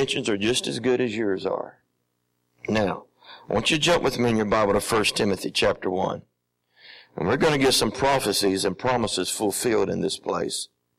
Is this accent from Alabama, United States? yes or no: yes; Alabama, United States; I'm from the South, my original home place is Alabama